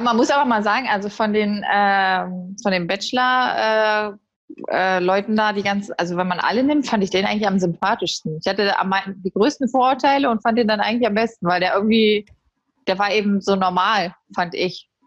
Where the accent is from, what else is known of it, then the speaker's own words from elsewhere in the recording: Berlin, Germany; now in Essen, Germany; Ich äh, lebe und arbeite mittlerweile in Essen. Ich bin eigentlich Berlinerin